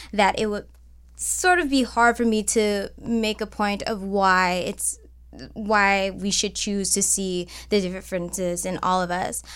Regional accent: Cleveland, Ohio, United States; now in Los Angeles, United States; I'm from Cleveland

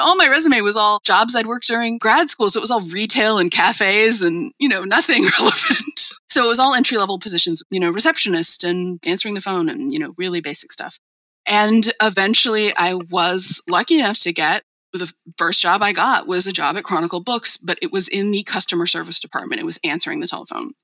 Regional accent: El Cerrito, California, United States; I grew up in the Bay Area in the town of El Cerrito

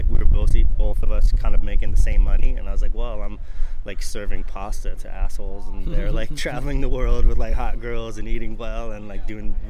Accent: Carpinteria, California, United States; I know we're taping here at the Lucky Llama here in Carpinteria. It's my hometown. And it's kind of fitting because it's kind of gone full circle in a way. Like, I grew up here.

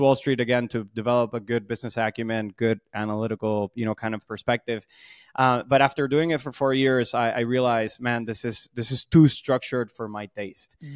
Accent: Puerto Rico; moved away; also born or lived in Boston; I'm from Puerto Rico, so that's where a lot of, uh, the energy, charisma, um, and, and, and sort of vibe comes from

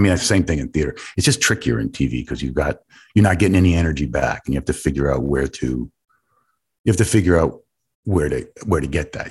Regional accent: New York City, New York, United States; growing up on the Lower East Side with my mother

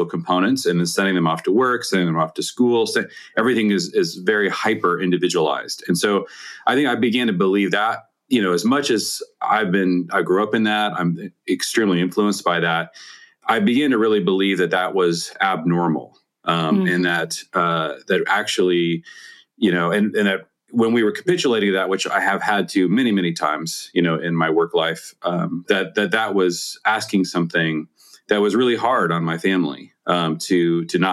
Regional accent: Seattle, Washington, United States; I grew up in the Seattle area

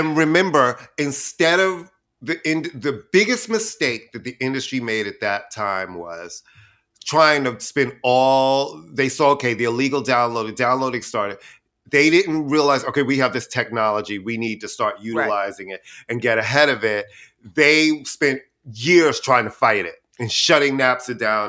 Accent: New York City, New York, United States; I'm a queen from Queens

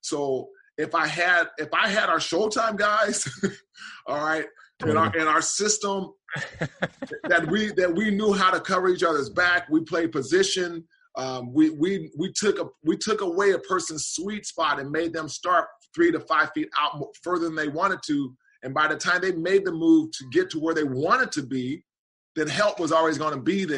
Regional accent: Portland, Oregon, United States; moved away as an adult; growing up in Portland, Portland's a really small, and especially during my childhood days, a small town

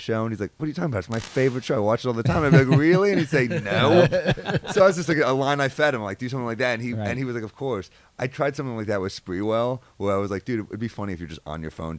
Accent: New York, United States; I'm a New Yorker

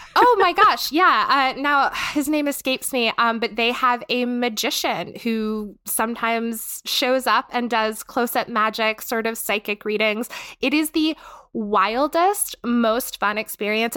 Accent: North Carolina, United States; moved away as an adult; now in Pittsburgh, United States; I'm from North Carolina. We have a much higher Hispanic and Latinx population there

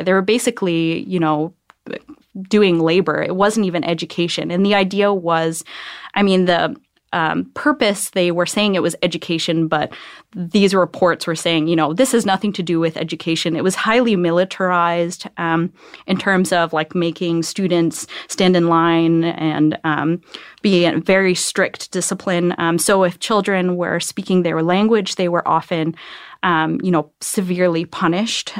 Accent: Akwesasne, New York, United States; I grew up, uh, in upstate New York.

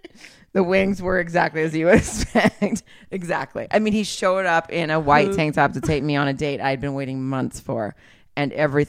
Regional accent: the South, United States; I'm from the South.

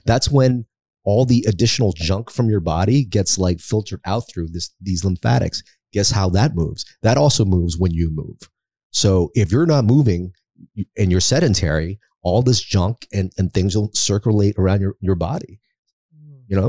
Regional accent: United States; also born or lived in Philippines; we were sponsored to America by a Catholic church

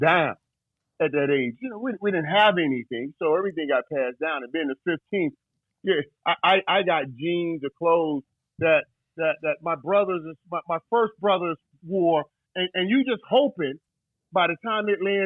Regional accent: Fort Lauderdale, Florida, United States; I grew up in Fort Lauderdale, you know, Florida.

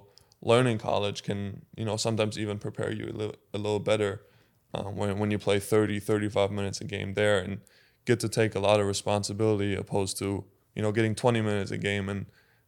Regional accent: Germany; English is a second language; one of the main things that I remember was, like, the coach was saying, like, if you guys are lucky, one guy is going to play professionally in Germany.

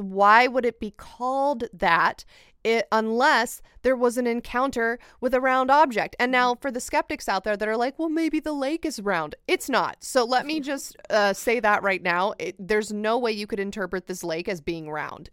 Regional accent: United States; as an American

